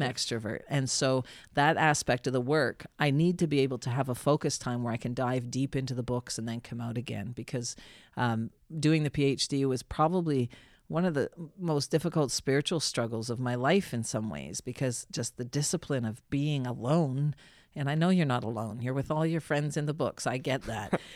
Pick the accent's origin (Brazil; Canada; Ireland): Canada; Saint John, New Brunswick; moved away as an adult; also born or lived in Ottawa / United Kingdom; I grew up in Saint John, came, studied in Ottawa at Carleton